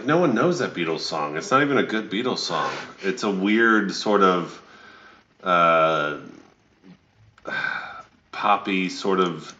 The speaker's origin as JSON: {"language": "English", "town": "Atlanta", "region": "Georgia", "country": "United States", "tie": "born or raised there", "also_born_or_lived": "Stone Mountain", "said": "a six-year-old or 7 year old when we moved from Atlanta to Stone Mountain, which is a suburb of Atlanta"}